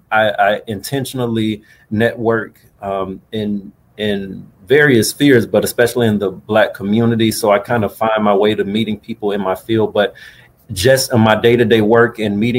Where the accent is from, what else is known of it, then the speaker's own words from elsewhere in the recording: Florida, United States; also born or lived in Fort Pierce, Florida / Boynton Beach, Florida / Pensacola, Florida / Virginia; I was born about a little less than an hour north of here in Fort Pierce, Florida. But I grew up more or less, or at least finished high school, about 40 minutes south of here in Boynton Beach. So I'm a native Floridian, and I've hopped around the state during my upbringing